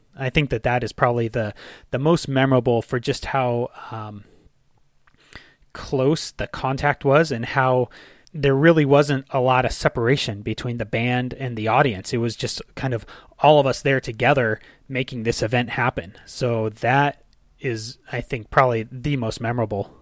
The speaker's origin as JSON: {"language": "English", "town": "Ventura", "region": "California", "country": "United States", "tie": "born or raised there", "said": "a recreation center in my hometown in Ventura"}